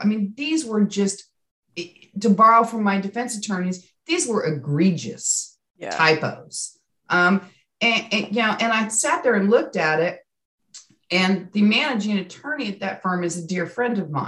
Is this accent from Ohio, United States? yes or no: no; California, United States; also born or lived in Arkansas / Colorado; now in Northwest Arkansas, United States; I grew up in California